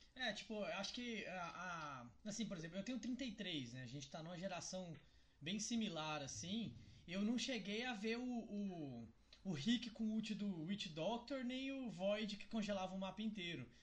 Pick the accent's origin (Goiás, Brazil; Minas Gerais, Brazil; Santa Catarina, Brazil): Goiás, Brazil; Cristalina; eu sou do interior de Goiás, eu sou de Cristalina